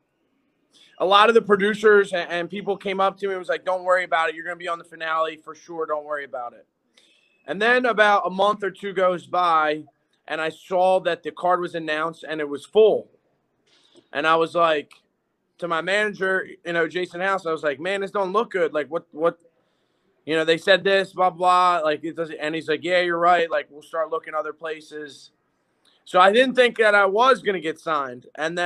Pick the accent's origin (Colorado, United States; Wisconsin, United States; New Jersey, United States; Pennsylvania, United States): Pennsylvania, United States; Philadelphia; we're all from Philly